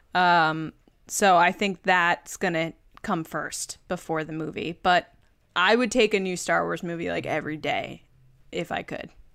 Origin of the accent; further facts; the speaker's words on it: Redding, Connecticut, United States; Reading, Connecticut, and that's my hometown.